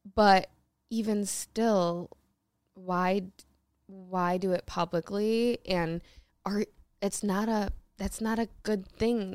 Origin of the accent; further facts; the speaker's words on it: Michigan, United States; I was born in Michigan